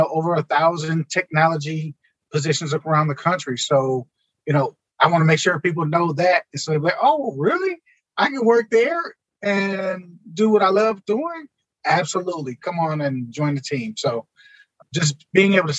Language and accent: English; Milwaukee, Wisconsin, United States; growing up in Milwaukee, we didn't have a whole lot